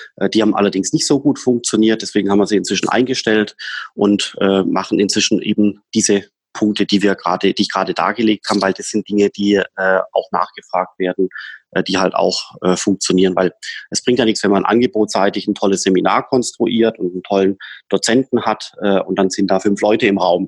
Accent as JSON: {"language": "German", "region": "Swabia", "country": "Germany", "said": "ich bin ja Schwabe"}